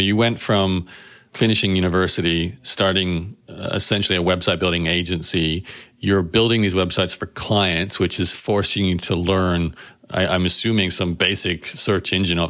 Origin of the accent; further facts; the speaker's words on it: Brisbane, Queensland, Australia; I'm thinking back to my own experience growing up in Brisbane